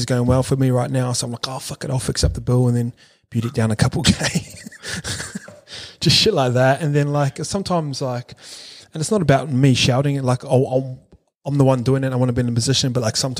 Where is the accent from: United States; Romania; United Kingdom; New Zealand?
New Zealand; I grew up in New Zealand